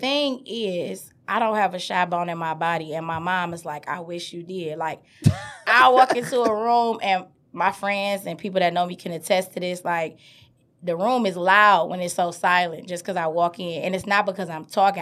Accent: Detroit, Michigan, United States; I grew up on the east side of Detroit, Seven Mile and Miles, Seven Mile and Van Dyke

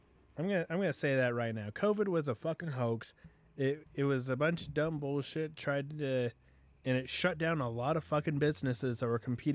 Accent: Philippines; Like, you know, technically, I'm Filipino, but I don't identify with any Filipino people.

